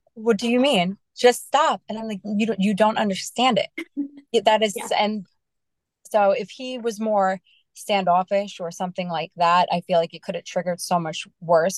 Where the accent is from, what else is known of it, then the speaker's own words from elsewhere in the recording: New York, United States; I am from New York